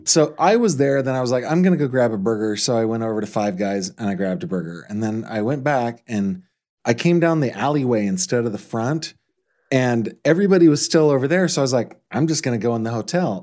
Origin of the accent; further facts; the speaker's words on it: Orangevale, California, United States; I grew up in Orangevale, but I could spit on Citrus Heights from my